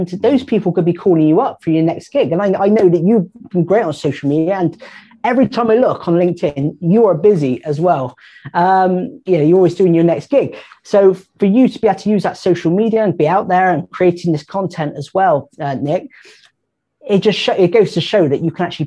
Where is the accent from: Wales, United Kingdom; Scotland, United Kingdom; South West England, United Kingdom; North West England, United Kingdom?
South West England, United Kingdom; Bristol; I'm from Bristol